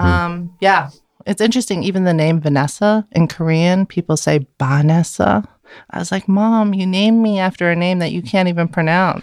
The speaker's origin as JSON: {"language": "English", "region": "Vienna", "country": "Austria", "tie": "born or raised there", "first_language": "German", "second_language": "English", "moved": "as an adult", "lives_now": "San Francisco, United States", "said": "I was born and raised in Vienna, Austria, and I lived there for eighteen years"}